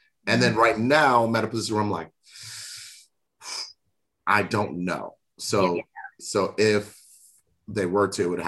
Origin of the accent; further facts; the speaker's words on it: South Florida, United States; We're both from South Florida